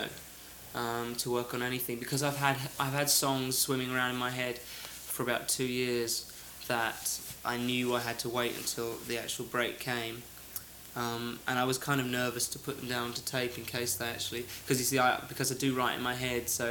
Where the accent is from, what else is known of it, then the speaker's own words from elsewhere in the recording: England, United Kingdom; I'm English